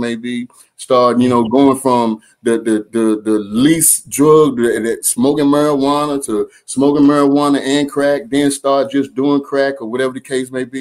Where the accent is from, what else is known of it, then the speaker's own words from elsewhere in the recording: Durham, North Carolina, United States; growing up in Durham, North Carolina, and I grew up, man, in the projects